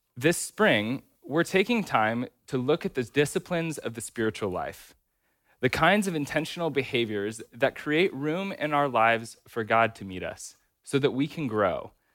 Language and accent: English; United States; American Christians